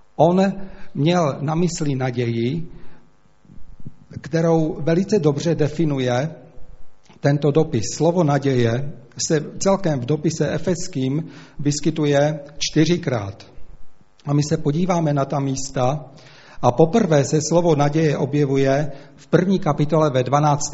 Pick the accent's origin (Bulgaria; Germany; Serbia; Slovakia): Slovakia; accent: Slovak; first language Slovak; Czech is a second language; moved away; slovenština nejenom, že je to můj rodný jazyk